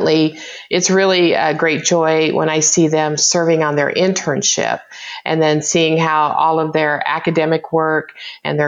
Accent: Oklahoma, United States; I grew up in Oklahoma

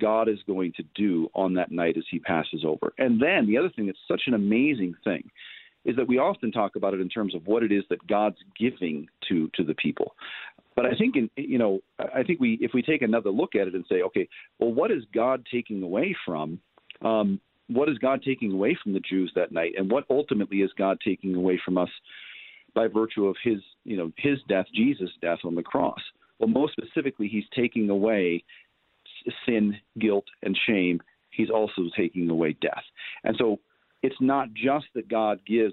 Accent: United States; we as American Christians

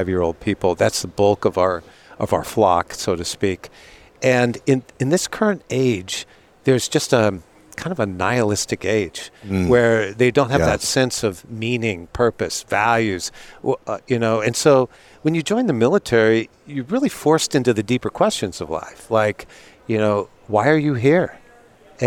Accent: Seattle, Washington, United States; I grew up in Seattle, Navy town

